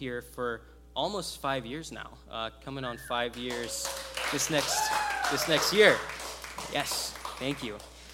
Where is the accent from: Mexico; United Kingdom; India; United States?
United States; Lompoc, California; I'm from Lompoc.